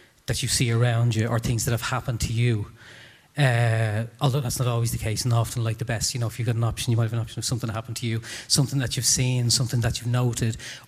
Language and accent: English; Dublin, Leinster, Ireland; I'm from Tala and I grew up in, you know, a supposedly very tough environment